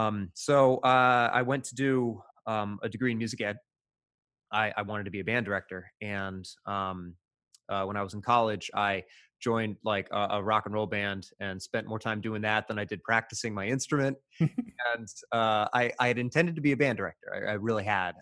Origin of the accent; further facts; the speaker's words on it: Evansville, Indiana, United States; moved away; my hometown of Evansville, Indiana, which is southwest Indiana, pretty rural